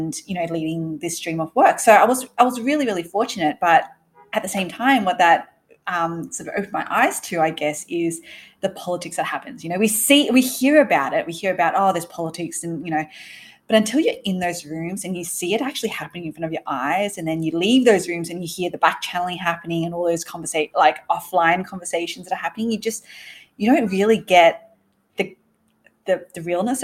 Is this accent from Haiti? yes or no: no; Sydney, New South Wales, Australia; also born or lived in Malaysia; I grew up in Sydney, moved over there from Malaysia. So my parents actually originally from Malaysia, and moved over when I was a baby